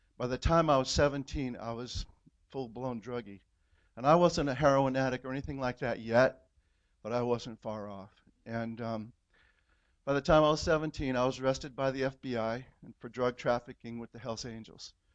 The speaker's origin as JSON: {"language": "English", "region": "California", "country": "United States", "tie": "born or raised there", "said": "I grew up in in California in the '60s"}